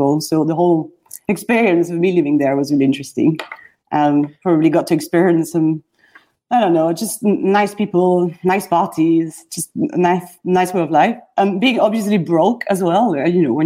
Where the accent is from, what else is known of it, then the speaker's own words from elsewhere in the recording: Brussels, Brussels-Capital Region, Belgium; moved away as an adult; also born or lived in Amsterdam / San Francisco; now in London, United Kingdom; I am from Brussels originally in Belgium. Grew up there, studied there, then moved to Amsterdam to continue studies in design